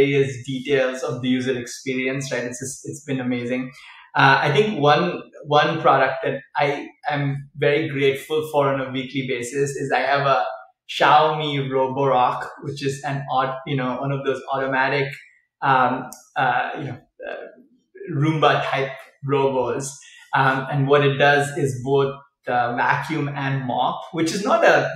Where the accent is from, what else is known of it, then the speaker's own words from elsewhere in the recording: Chennai, Tamil Nadu, India; now in California, United States; So we're from South India, and we went down to the beach because we live near the beach in Chennai in the south of India.